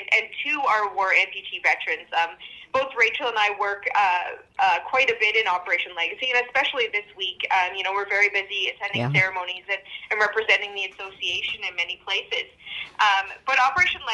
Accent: Norwood, Ontario, Canada; now in Ottawa, Canada; when I was at home in Norwood

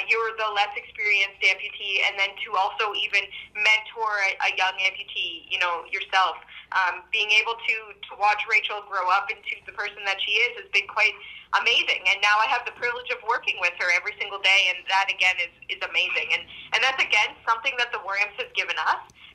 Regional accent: Norwood, Ontario, Canada; now in Ottawa, Canada; when I was at home in Norwood, I did, go to the cenotaph

